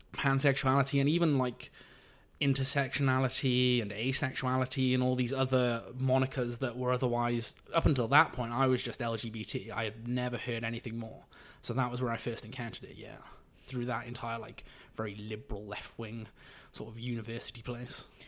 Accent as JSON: {"language": "English", "town": "Abergavenny", "region": "Wales", "country": "United Kingdom", "moved": "yes", "lives_now": "London, United Kingdom", "said": "I'm from the county of Monmouthshire, from a tiny village there called Abergavenny"}